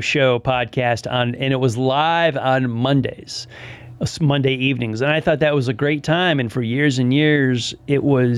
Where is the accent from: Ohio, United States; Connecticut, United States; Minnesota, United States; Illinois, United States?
Connecticut, United States; moved away; I grew up in Connecticut and was a big New York Knicks fan